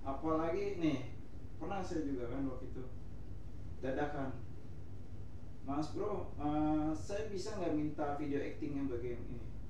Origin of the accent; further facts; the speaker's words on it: Jakarta, Indonesia; also born or lived in Medan (family origin); gue pribadi memang lahir di Jakarta